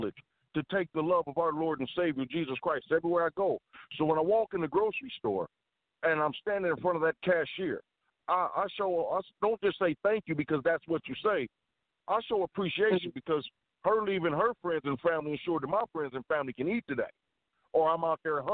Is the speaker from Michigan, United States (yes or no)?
yes; Baldwin, Michigan, United States; moved away; also born or lived in Chicago; When I moved away from Baldwin, till my mother moved us to the inner city